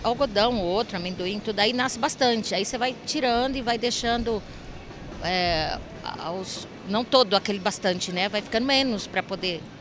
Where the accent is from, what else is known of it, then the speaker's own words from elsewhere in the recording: Pereira Barreto, São Paulo, Brazil; eu sou de Pereira Barreto, eu estudei em Pereira Barreto, Guararapes.